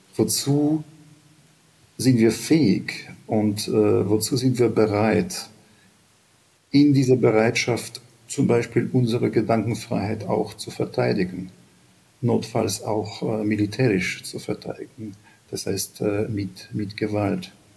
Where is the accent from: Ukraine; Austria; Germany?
Ukraine; sind wir Ukrainer